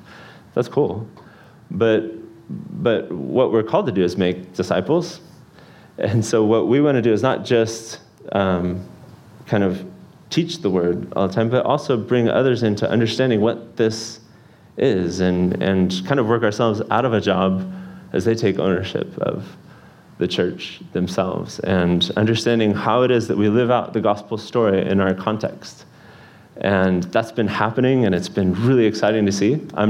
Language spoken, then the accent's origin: English; Kyiv, Ukraine; also born or lived in United States; spent more time in Kyiv than anywhere in my life. I barely remember living in the United States. So I grew up in Kyiv, went to school, went to music college, everything all in Kyiv.